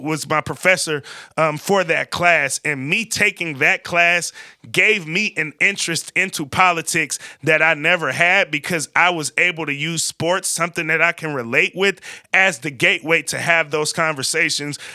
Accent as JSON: {"language": "English", "town": "Vallejo", "region": "California", "country": "United States", "tie": "born or raised there", "said": "I'm from Vallejo, California. I lived in every part of Vallejo, California, but I spent a significant amount of time being raised in the country club, Crest"}